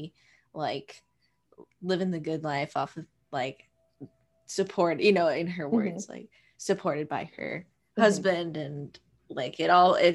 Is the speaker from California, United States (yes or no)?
no; Montana, United States; I grew up in Montana